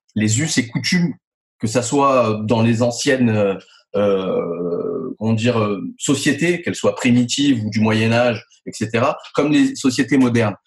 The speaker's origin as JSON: {"language": "French", "town": "Nice", "region": "Provence-Alpes-Côte d'Azur", "country": "France", "tie": "born or raised there", "said": "je suis né à Nice Exactement. J'y vis depuis bah, très longtemps. Euh, j'ai fait mes études là-bas."}